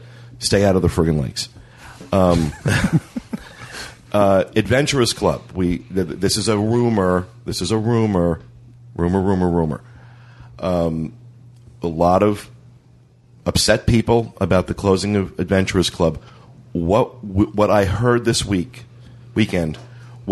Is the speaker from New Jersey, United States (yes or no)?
yes; New Jersey, United States; now in Florida, United States; I come from New Jersey